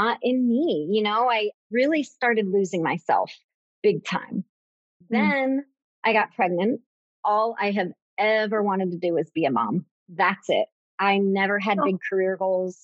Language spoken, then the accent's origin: English; Tampa, Florida, United States; also born or lived in Gainesville, Florida; I grew up in Tampa, Florida